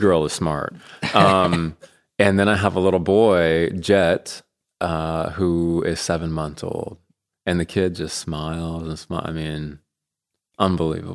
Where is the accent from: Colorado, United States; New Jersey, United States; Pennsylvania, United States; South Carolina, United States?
Colorado, United States; moved away as an adult; also born or lived in Kansas; now in Bentonville, United States; I'm from Colorado